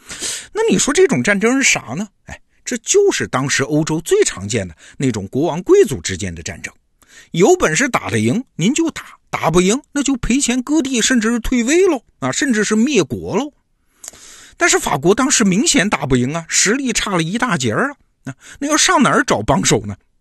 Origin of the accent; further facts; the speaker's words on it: China; 你看这套论证，我们中国人其实挺熟的啊。